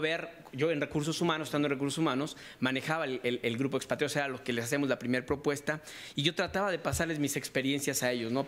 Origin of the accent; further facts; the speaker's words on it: Mexico; moved away as an adult; also born or lived in United States / Boston; Yo soy mexicano, pero salí muy joven, a los 25 años